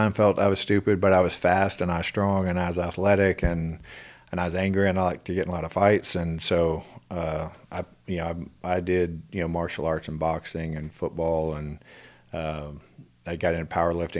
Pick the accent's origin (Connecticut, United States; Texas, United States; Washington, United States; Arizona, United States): Texas, United States; Houston; Well, I was born in Houston, and lived in...